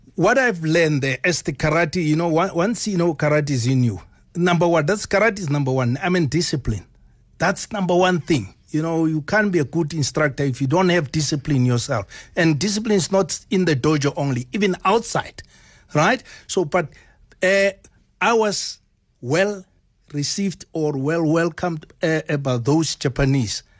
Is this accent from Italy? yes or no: no; South Africa; I'm coming from South Africa